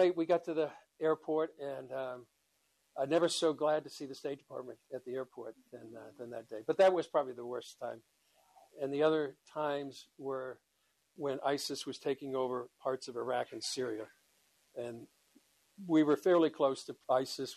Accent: Boston, Massachusetts, United States; moved away as an adult; also born or lived in Ireland (ancestry); now in Israel; I'm from Boston

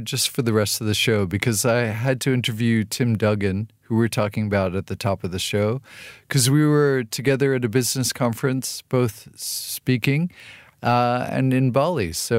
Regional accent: New Mexico, United States; I grew up in New Mexico

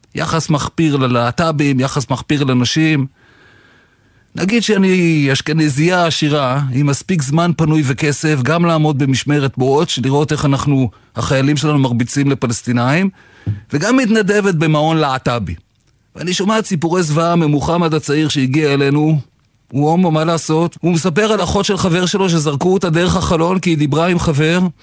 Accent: Israel; נולדתי כאן

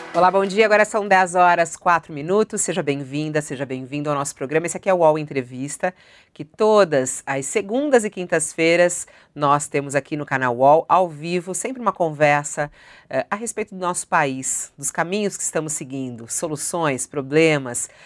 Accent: São Paulo, Brazil; paulistana que estou aqui

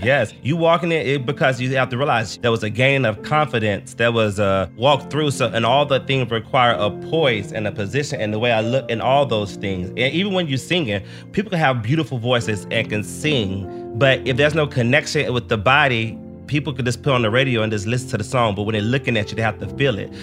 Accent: the South, United States; a child growing up in the Southern church

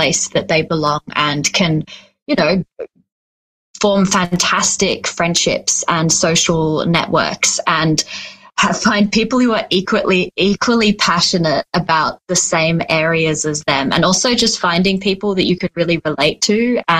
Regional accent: Switzerland; now in Australia; I grew up in Switzerland

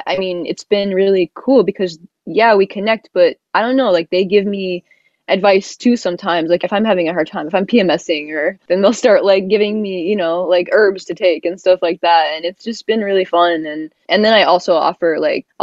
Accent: the South, United States; I'm from the South and my whole family is from the South

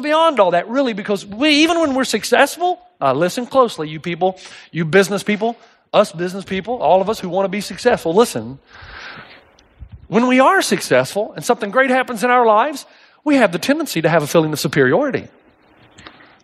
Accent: East Tennessee, United States; I grew up in East Tennessee.

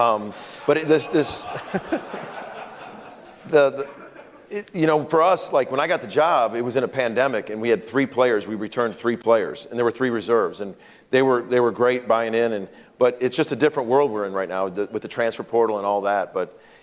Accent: Chicago, Illinois, United States; moved away as an adult; now in Oklahoma, United States; I'm from Chicago.

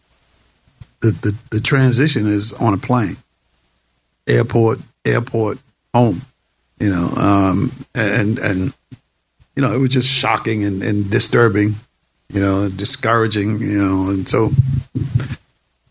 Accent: Boston, Massachusetts, United States; I'm from Boston

